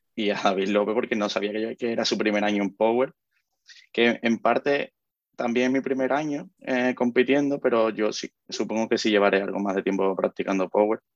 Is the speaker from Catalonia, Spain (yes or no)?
no; Cádiz, Andalusia, Spain; nosotros somos del sur, de, nosotros somos de Cádiz